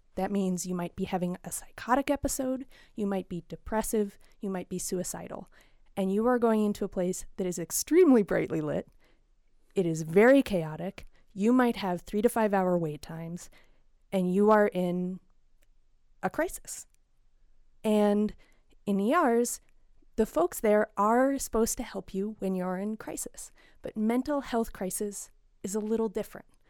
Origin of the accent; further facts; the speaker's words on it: Front Range of Colorado, United States; now in Paonia, United States; I come from the Front Range of Colorado